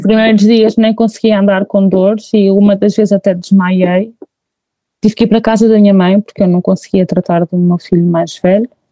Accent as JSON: {"language": "Portuguese", "town": "Figueira da Foz", "region": "Centro", "country": "Portugal", "said": "sou da Figueira da Foz"}